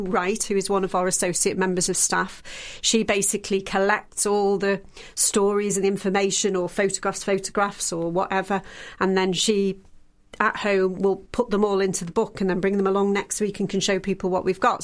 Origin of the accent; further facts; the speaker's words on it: the Wirral, North West England, United Kingdom; moved away; I'm from the Wirral originally.